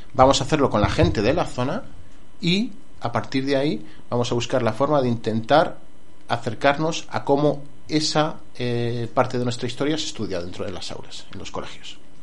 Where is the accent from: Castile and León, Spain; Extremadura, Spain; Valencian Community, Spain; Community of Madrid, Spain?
Community of Madrid, Spain; Colmenar del Arroyo; Yo soy de Colmenar del Arroyo